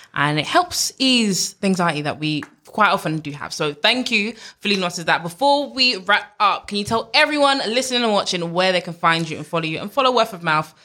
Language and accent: English; London, United Kingdom; I grew up in East London